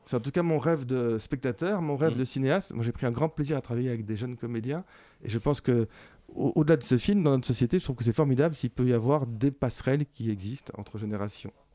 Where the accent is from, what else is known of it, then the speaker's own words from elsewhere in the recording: Belgium; je suis belge et que on était ensemble en Belgique quand on était enfant